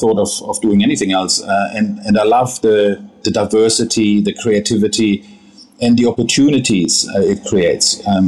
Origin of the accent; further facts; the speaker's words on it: Hanover, Lower Saxony, Germany; also born or lived in Bavaria; So I grew up in Germany, in a town called Hanover, in North Germany. And that's where I had also my training.